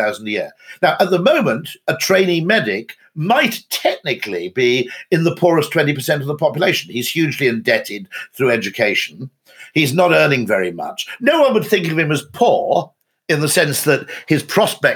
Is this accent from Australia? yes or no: no; United Kingdom; as a Brit